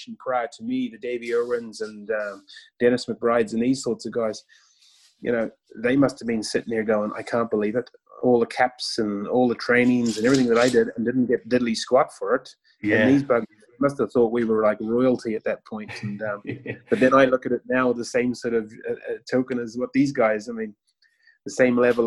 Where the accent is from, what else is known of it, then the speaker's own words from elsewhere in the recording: New Zealand; moved away as an adult; also born or lived in Northern Ireland; I was from New Zealand, so I was the first sort of foreigner to come into the scene